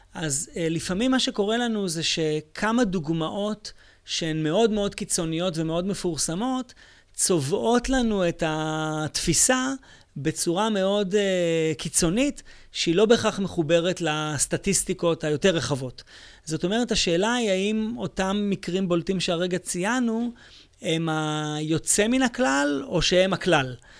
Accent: Israel; אני מישראל

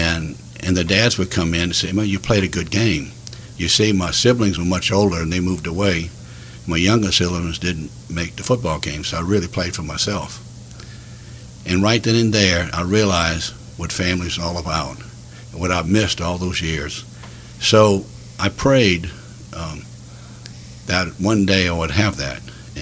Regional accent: Sunset, Louisiana, United States; now in Lafayette, United States; I was born in Sunset in 1954, and I came from a family of 12.

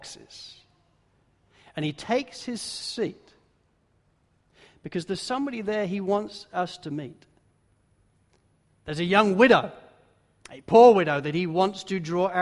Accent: England, United Kingdom; now in Australia; as a pastor and as an English pastor

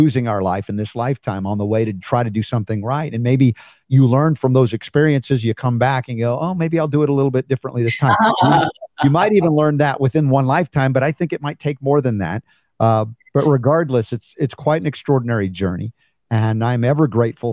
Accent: United States; as an American

